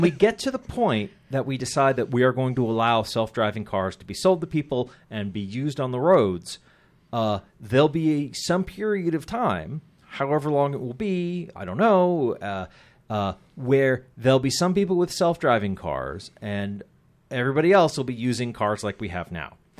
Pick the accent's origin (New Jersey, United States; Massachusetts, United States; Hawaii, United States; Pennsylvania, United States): Massachusetts, United States; Andover; growing up in Andover, as I did